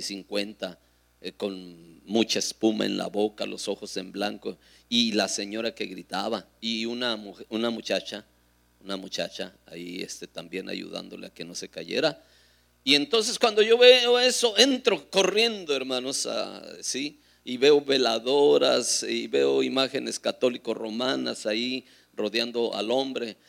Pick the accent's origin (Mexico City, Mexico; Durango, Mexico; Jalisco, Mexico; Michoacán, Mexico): Durango, Mexico; Ahí en Durango, en mi tierra